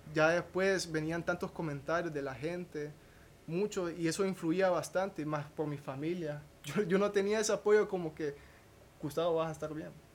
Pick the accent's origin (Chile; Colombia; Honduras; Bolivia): Honduras; Danlí, El Paraíso; soy de Daniel Paraíso